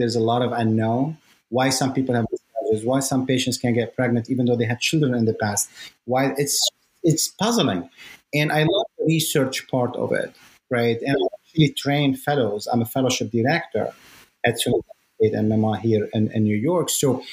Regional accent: Lebanon; moved away; I come from Lebanon where, you know, you have to be either a doctor or a lawyer

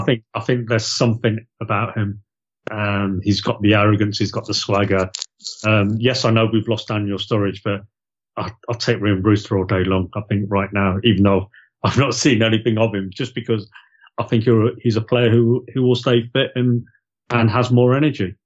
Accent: Loughborough, East Midlands, United Kingdom; moved away as an adult; also born or lived in Gloucester; I was born in Loughborough. lived there for we lived there for eighteen years

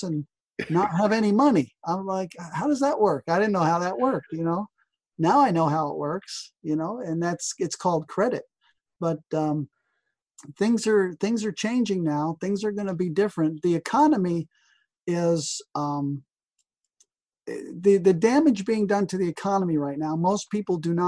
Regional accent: New Jersey, United States; even as a kid growing up in New Jersey

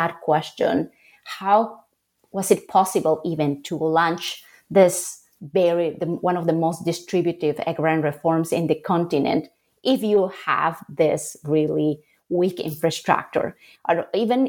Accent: Bolivia; moved away as an adult; also born or lived in Salamanca, Spain / New York, United States / Charlotte, United States; I grew up in Bolivia

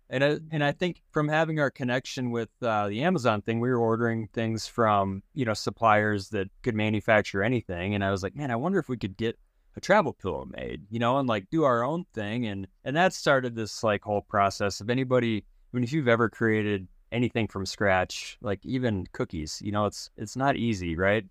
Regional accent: South Dakota, United States; I grew up in South Dakota

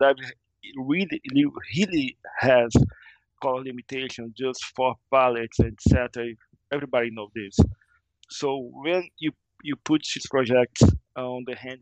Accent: Rio de Janeiro, Brazil; English is a second language; now in Portugal; I'm from Rio de Janeiro, and Rio de Janeiro is an amazing place

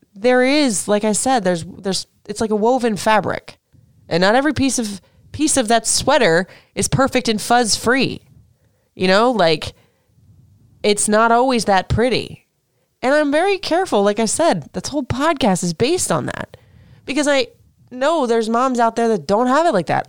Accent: Florida, United States; now in Maryland, United States; I'm from Florida

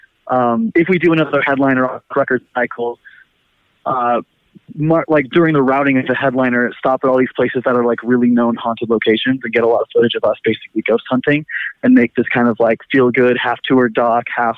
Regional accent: Fremont, California, United States; Ian and I grew up in Fremont together

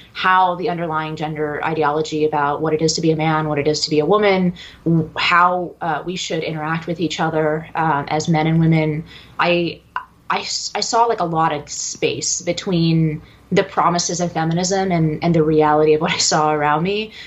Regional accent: San Francisco Bay Area, California, United States; I grew up in the San Francisco Bay Area

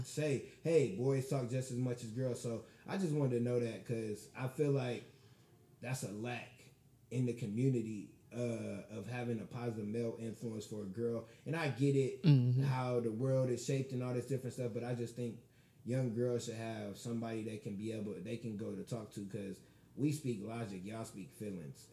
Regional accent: Michigan City, Indiana, United States; I'm from Michigan City

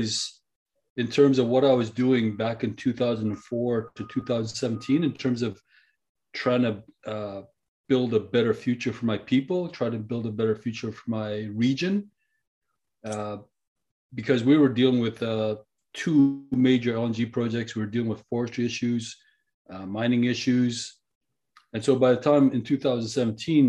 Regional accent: British Columbia, Canada; we as British Columbians

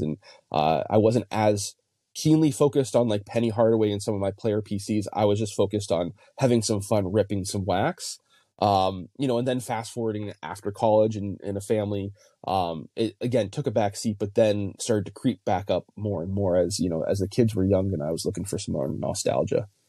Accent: New England, United States; I grew up in New England

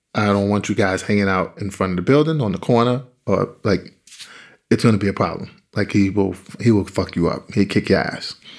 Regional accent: New York City, New York, United States; I grew up in Bedford Stuyvesant in Brooklyn on, uh, on Gates Avenue

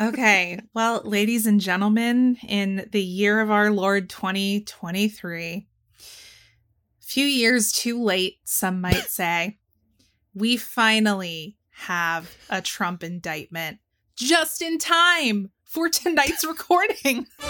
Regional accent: Georgia, United States; my home state of Georgia

